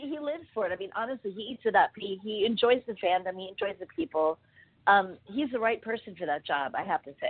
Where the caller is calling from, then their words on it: Los Angeles, California, United States; calling from L.A.